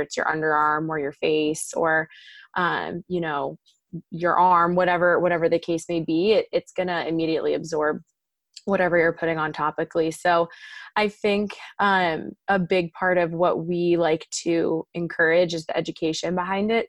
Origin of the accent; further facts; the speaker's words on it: Maryland, United States; moved away as an adult; now in Southern California, United States; I'm actually from Maryland originally on the East Coast